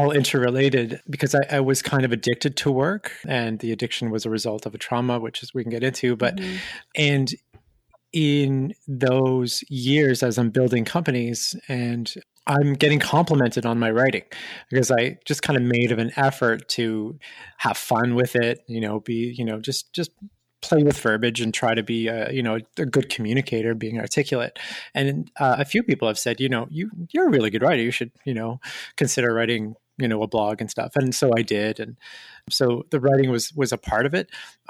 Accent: Montreal, Quebec, Canada; I'm from Montreal, Canada originally, and raised throughout in a couple of different cities in Canada.

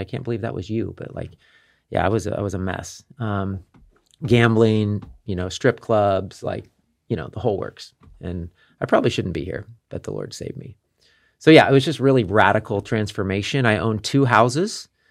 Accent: Kansas City, United States; moved away as an adult; also born or lived in Las Vegas; I'm from Kansas City, but at this time in my life, I was living in Las Vegas.

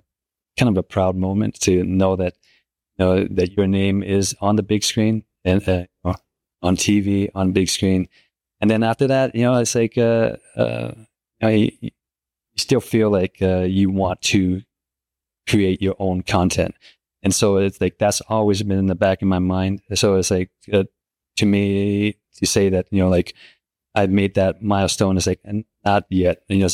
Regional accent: Michigan, United States; also born or lived in Utah; now in California, United States; I grew up in Michigan for a year, and then lived in Utah for 12, and that before I moved to California. So I know a little bit about the snow and the seasons.

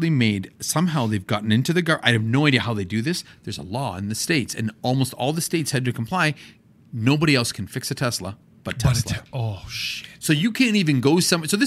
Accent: Canada; Maybe a toque because we're Canadian.

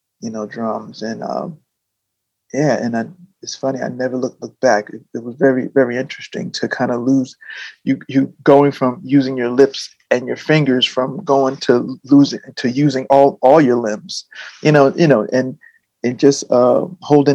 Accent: New Jersey, United States; growing up in New Jersey, I was in bands

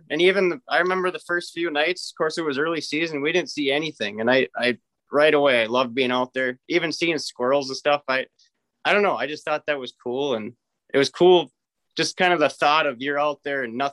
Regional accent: Osceola, Wisconsin, United States; up in Osceola, Wisconsin. It's like right on the border of Minnesota. Um, my family they've been there since 1868. Uh, my grandparents actually still live on the farm

